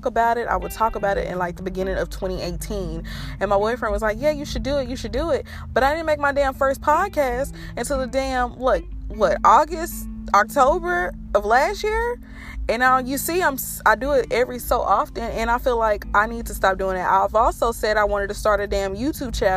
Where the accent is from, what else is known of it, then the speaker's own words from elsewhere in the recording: Fort Worth, Texas, United States; also born or lived in Watauga, Texas; I was born in Fort Worth, Texas.